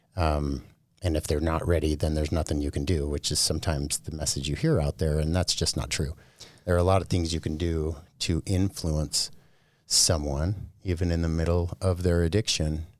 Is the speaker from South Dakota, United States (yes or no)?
no; Bountiful, Utah, United States; also born or lived in Oakland, California; now in Boise, United States; I was born in Oakland, California, but when I was really young, we moved into, uh, the Bountiful area here in Utah